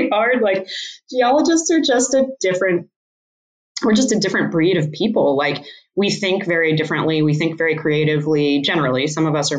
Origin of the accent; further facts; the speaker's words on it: Boulder, Colorado, United States; I'm from Boulder, Colorado, which these guys have already referenced. I grew up, you know, at the foot of the Flatirons